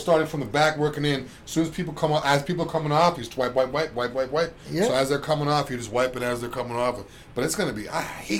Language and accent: English; New England, United States; now in Florida, United States; me being from New England